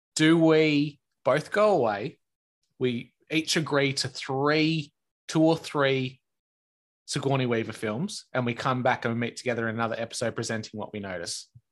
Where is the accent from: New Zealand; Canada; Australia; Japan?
Australia; a small time Aussie guy that's on the other side of the world